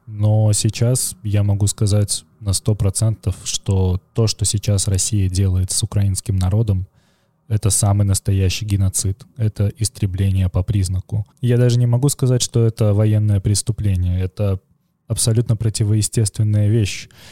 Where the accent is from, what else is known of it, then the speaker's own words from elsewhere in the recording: Belarus; now in Vilnius, Lithuania; я при этом белорус